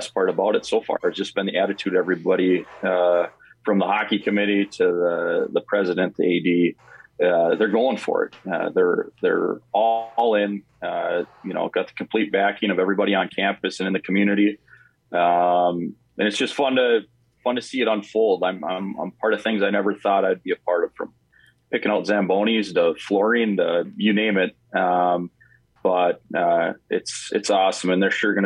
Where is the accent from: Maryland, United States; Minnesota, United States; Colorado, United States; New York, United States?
Minnesota, United States; International Falls; also born or lived in Detroit Lakes; I grew up in International Falls, played for Pops Ross.